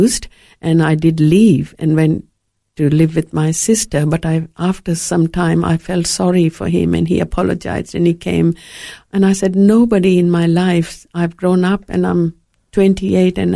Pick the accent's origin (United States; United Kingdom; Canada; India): India; moved away as an adult; also born or lived in Fiji; now in Australia; growing up in India